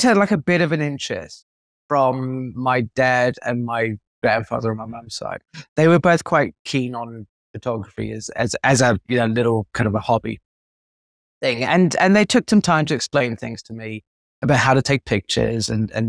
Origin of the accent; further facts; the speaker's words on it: South Africa; also born or lived in United Kingdom; I was born in the UK, but we moved to South Africa.